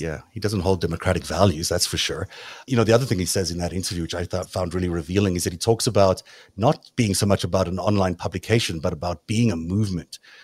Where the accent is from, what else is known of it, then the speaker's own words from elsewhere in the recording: South Africa; accent: South African; my South African accent